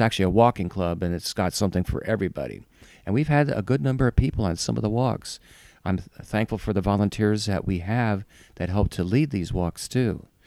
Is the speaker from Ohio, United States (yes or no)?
yes; Ohio, United States; moved away as an adult; also born or lived in Chicago; I grew up in Ohio